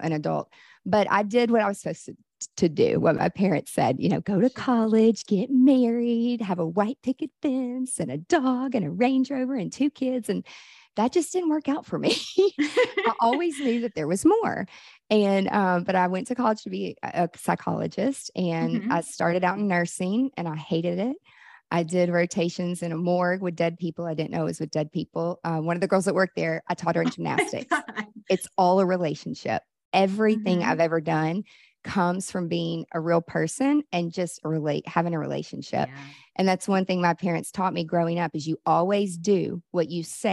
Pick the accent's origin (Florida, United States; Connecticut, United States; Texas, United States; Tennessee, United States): Tennessee, United States; Nashville; I'm from Nashville, country music, you know, USA.